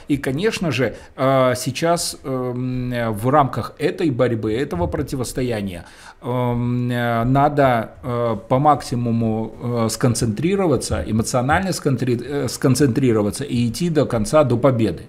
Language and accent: Russian; Belarus; Мы белорусы